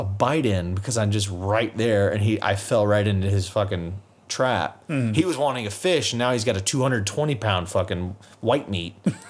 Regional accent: United States; I'm American.

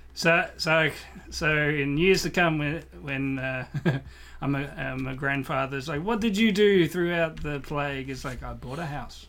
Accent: Australia; As a Australian growing up in the, in the nineties

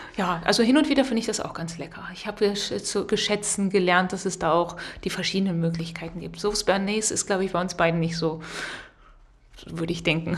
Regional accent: Rhineland, Germany; moved away as an adult; now in Potsdam, Germany; ich komme aus dem Rheinland, da sagt man auch nicht Semmel

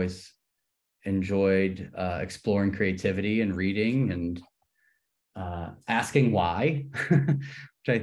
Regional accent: New Orleans, Louisiana, United States; moved away as an adult; also born or lived in New York / Los Angeles; I grew up here in New Orleans.

